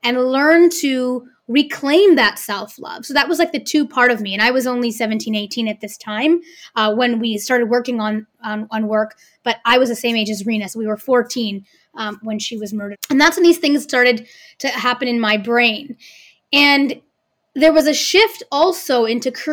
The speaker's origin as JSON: {"language": "English", "town": "Vancouver", "region": "British Columbia", "country": "Canada", "tie": "born or raised there", "said": "I was often the only person of color growing up in Vancouver on the stage in my age group"}